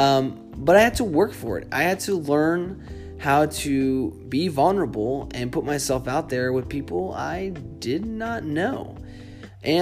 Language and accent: English; Boston, Massachusetts, United States; moved away as an adult; also born or lived in Seattle; When I grew up in Boston, I never moved a city